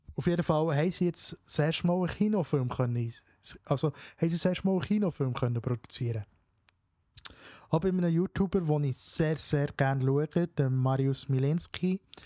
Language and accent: German; Switzerland; bei uns in der Schweiz